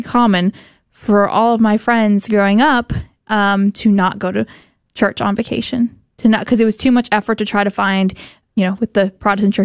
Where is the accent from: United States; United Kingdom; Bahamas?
United States; Texas; we're from Texas.